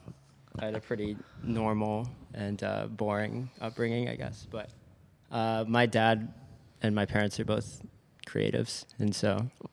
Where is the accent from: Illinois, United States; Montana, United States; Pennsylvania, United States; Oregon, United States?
Oregon, United States; Portland; moved away as an adult; also born or lived in Rhode Island; now in Los Angeles, United States; I'm from Portland, Oregon.